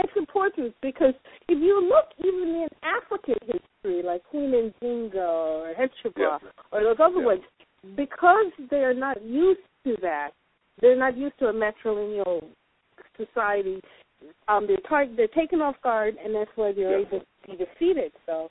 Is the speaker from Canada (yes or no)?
no; Jamaica; I'm Jamaican